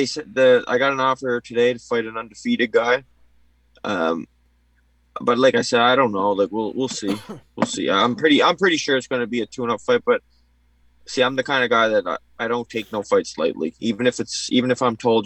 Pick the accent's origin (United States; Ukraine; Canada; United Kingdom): Canada; Cape Breton, Nova Scotia; born or raised there